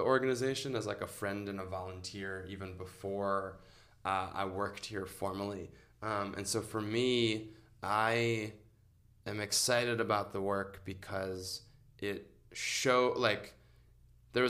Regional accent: suburb of Detroit, Michigan, United States; moved away as an adult; now in Chicago, United States; I'm from a suburb of Detroit

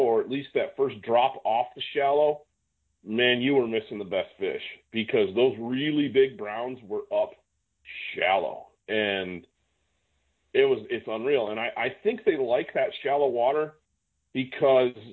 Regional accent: Great Lakes, United States; moved away; I came from the Great Lakes

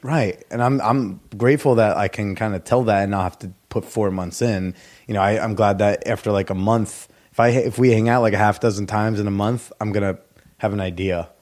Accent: New Jersey, United States; moved away as an adult; now in New York, United States; my hometown house in New Jersey

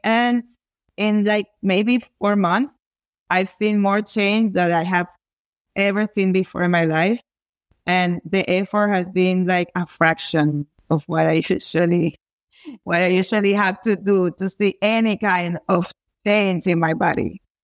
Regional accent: Venezuela; I come from Venezuela

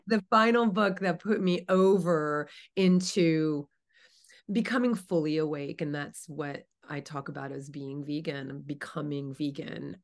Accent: New Jersey, United States; moved away as an adult; now in California, United States; I grew up in New Jersey. I'm in California now. Have been for the last twenty-five years

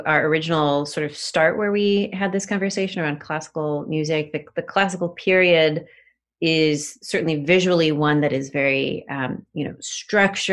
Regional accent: Rochester, New York, United States; my hometown in Rochester

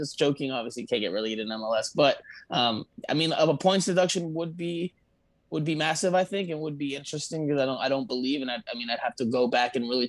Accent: Florida, United States; I'm obviously born and raised in the South Florida area. I'm a proud South Floridian.

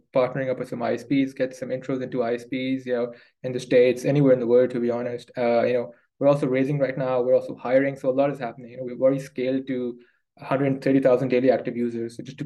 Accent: Pakistan; moved away as an adult; also born or lived in United Kingdom; I grew up in Pakistan and, you know, born and bred in Pakistan. Then I moved to the UK to study

